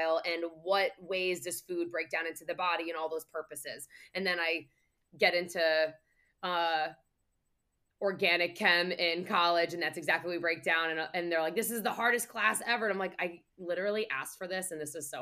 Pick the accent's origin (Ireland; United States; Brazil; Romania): United States; New Jersey; I'm from Jersey